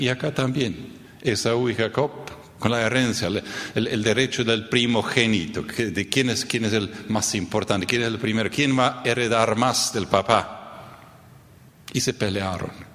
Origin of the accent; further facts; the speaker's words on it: Neuland, Boquerón, Paraguay; Yo crecí en el Chaco paraguayo, en la colonia Neuland.